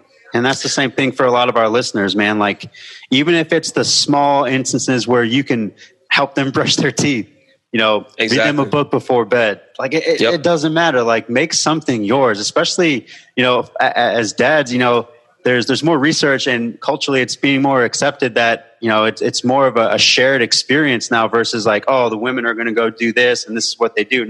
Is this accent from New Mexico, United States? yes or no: yes; Albuquerque, New Mexico, United States; born or raised there; now in Tucson, United States